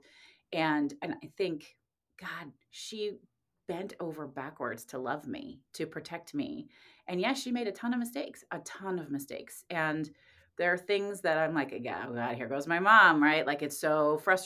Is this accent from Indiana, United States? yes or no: yes; Indianapolis, Indiana, United States; moved away as an adult; I grew up in Indianapolis